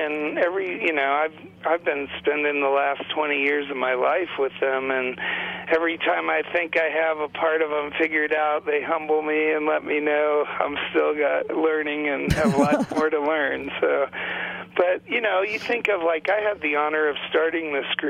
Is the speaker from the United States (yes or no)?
yes; Great Plains, United States; from a nation that calls itself Tatanko Oyate, and the closest that translates to your language is I come from the Buffalo Nation.